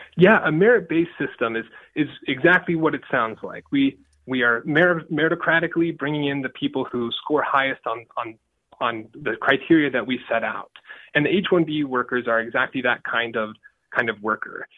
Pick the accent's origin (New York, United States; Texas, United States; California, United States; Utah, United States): Utah, United States; Richmond; I grew up in Richmond, Utah, a town with more cows than people